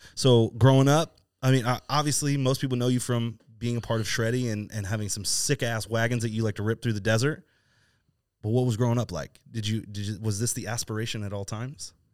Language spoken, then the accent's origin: English; East Coast, United States; now in Southern California, United States; I, I grew up on the East Coast